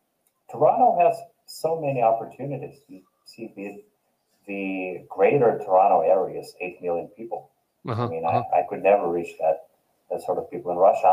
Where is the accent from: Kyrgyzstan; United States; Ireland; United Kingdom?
Kyrgyzstan; English is a second language; Actually half of, I am 1/8 Polish and 1/4, I come from Kyrgyzstan.